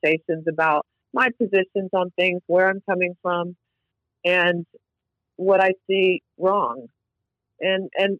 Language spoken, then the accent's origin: English; North Carolina, United States; also born or lived in McAllen, Texas; now in Austin, United States; I came from North Carolina originally.